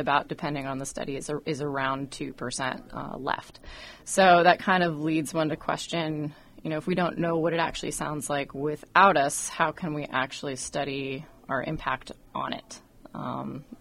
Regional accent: Western Washington, United States; now in Oregon, United States; I grew up in Western Washington, and then I was working in D.C. for a while and came back here.

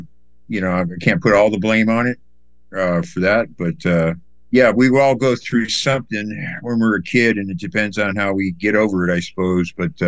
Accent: Hawaii, United States; born there; also born or lived in New York; I was born in Hawaii, and I moved to New York, and you know, my parents moved, and then we went back to Hawaii.

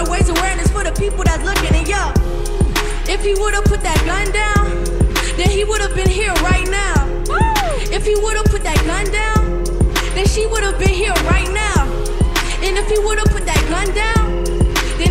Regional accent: Savannah, Georgia, United States; I'm from Savannah, Georgia

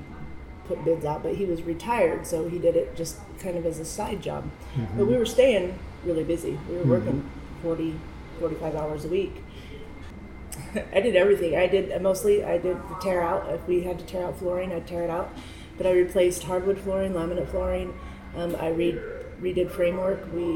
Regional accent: Baker City, Oregon, United States; moved away; also born or lived in Scottsdale, Arizona; I was born and raised in Baker, Oregon.

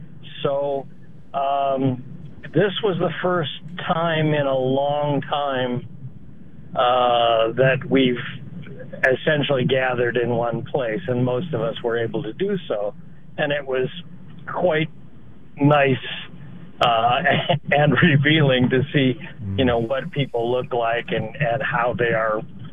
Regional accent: Ohio, United States; I grew up in Ohio

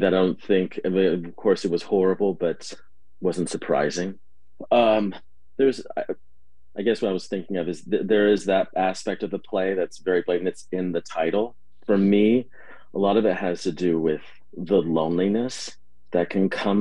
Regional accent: Berkeley, California, United States; I was born in the East Bay of Berkeley and raised there for most of my life

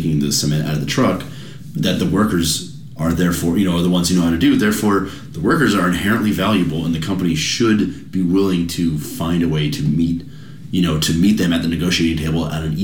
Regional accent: United States

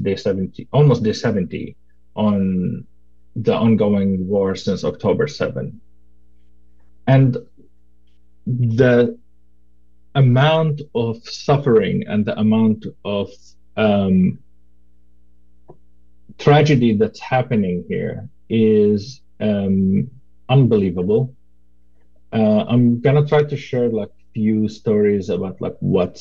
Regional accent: Khan Yunis, Gaza Strip, Palestine; now in Portland, United States; I grew up in Khan Yunis. I was born in Khan Yunis and grew up as a refugee.

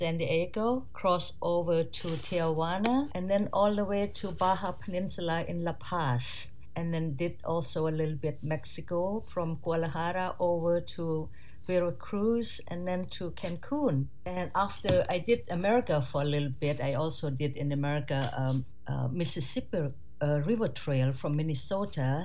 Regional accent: Surin, Thailand; English is a second language; moved away as an adult; I'm from Thailand, a city called Surin from the northeast of Bangkok, closer to Cambodia border. And there I born and raised and educated

